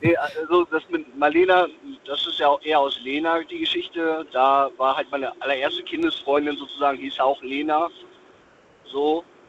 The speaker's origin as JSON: {"language": "German", "town": "Dortmund", "region": "North Rhine-Westphalia", "country": "Germany", "tie": "born or raised there", "said": "ich bin gebürtig aus Dortmund."}